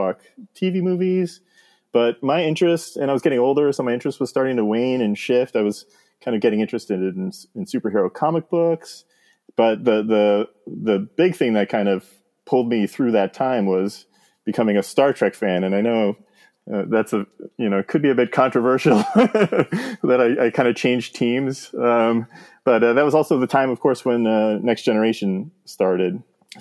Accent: Jersey Shore, New Jersey, United States; moved away as an adult; also born or lived in Montana; I grew up in on the Jersey Shore

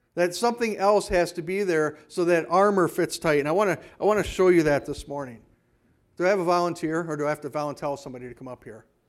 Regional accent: Hayward, Wisconsin, United States; also born or lived in Kenosha, Wisconsin; now in Whitehall, United States; growing up in Hayward, where our water came out of a well

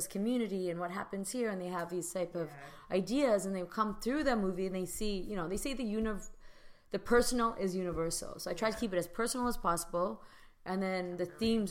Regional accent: Vancouver, British Columbia, Canada; I'm from Vancouver.

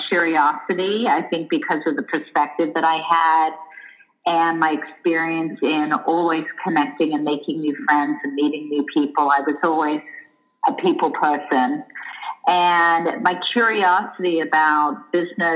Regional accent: Australia; moved away; also born or lived in Israel / Los Angeles, United States; I grew up in Australia. I lived in Israel and moved to LA as a teenager.

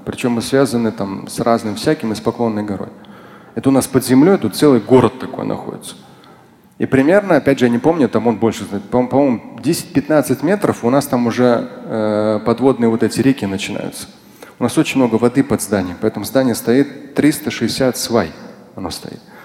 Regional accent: Moscow, Russia

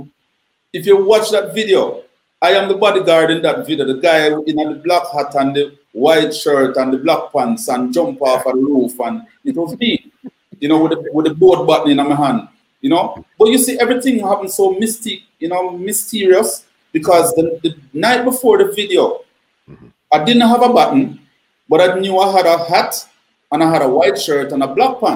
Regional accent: Kingston, Jamaica; I grew up in the downtown era though, you know, Black Street, which is where you have General Penitentiary

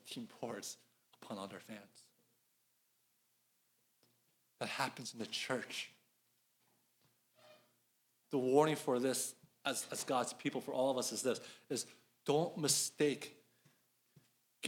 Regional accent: Philadelphia, Pennsylvania, United States; now in Atlanta, United States; I'm from Philadelphia

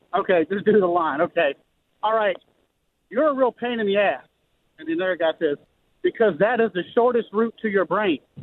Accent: Baton Rouge, Louisiana, United States; I'm from Baton Rouge. Love Baton Rouge. Been there my whole life

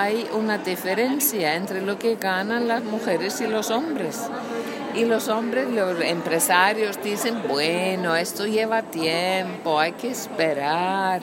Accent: Iceland; first language Icelandic; Spanish is a second language; moved away as an adult; also born or lived in Argentina / Texas / Costa Rica / Nicaragua; soy de Islandia, vivo en Islandia, estudié fuera, regresé.

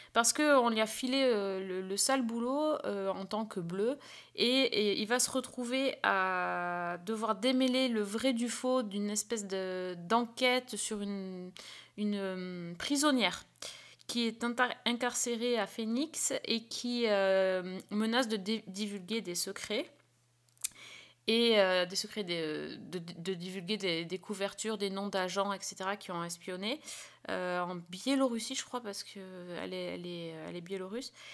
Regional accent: France; chez nous en France

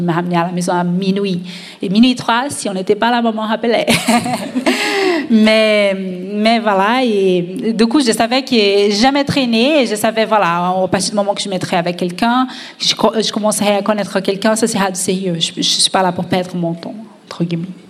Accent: Brazil; je suis d'origine latina, euh, je suis brésilienne

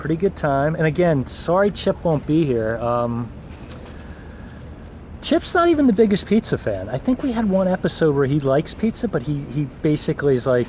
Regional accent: New Jersey, United States; Growing up in New Jersey

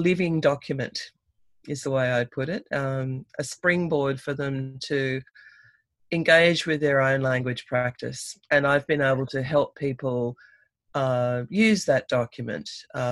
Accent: Sydney, New South Wales, Australia; I was born and raised in Sydney.

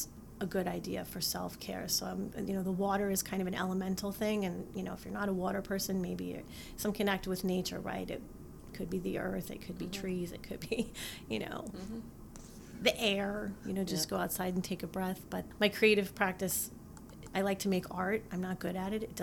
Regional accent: East Coast, United States; also born or lived in Utah; now in Michigan, United States; I grew up on the East Coast

